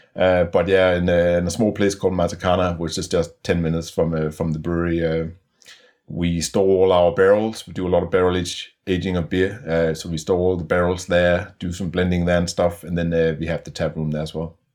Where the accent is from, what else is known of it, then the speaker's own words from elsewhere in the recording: Denmark; moved away as an adult; also born or lived in Melbourne, Australia / Perth, Australia; I'm from Denmark originally.